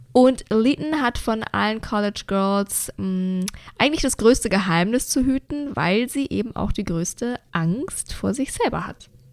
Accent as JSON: {"language": "German", "region": "Bavaria", "country": "Germany", "said": "wie man bei uns in Bayern sagt"}